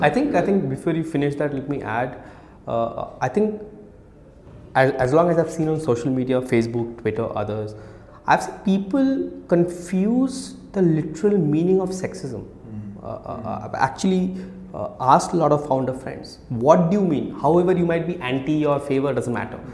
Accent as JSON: {"language": "English", "town": "Kolkata", "region": "West Bengal", "country": "India", "tie": "born or raised there", "also_born_or_lived": "Odisha", "moved": "as an adult", "said": "I grew up much of my adulthood in, in, in Calcutta uh, till I was 18."}